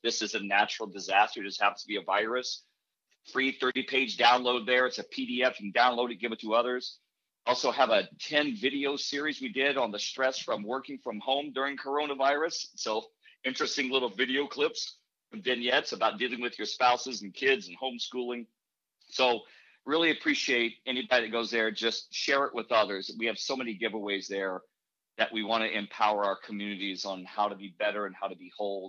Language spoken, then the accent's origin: English; Indianapolis, Indiana, United States; I grew up in Indianapolis by the Motor Speedway